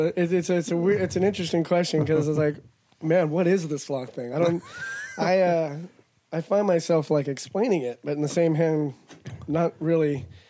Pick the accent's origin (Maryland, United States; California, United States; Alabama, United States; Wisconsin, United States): California, United States; Mojave Desert; also born or lived in Arizona; I was a desert rat. I was raised in the Mojave Desert